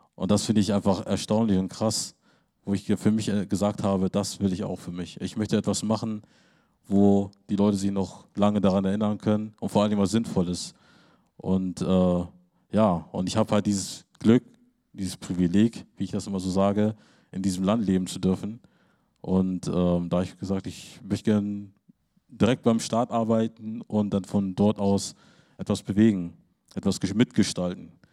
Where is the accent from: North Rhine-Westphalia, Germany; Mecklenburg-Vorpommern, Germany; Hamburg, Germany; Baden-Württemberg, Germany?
Hamburg, Germany; now in Lüneburg, Germany; Ich bin idyllisch groß in einer harmonievollen, idyllischen Umgebung groß geworden in Lüneburg und in Hamburg-Harburg war das so das reinste Ghetto-Leben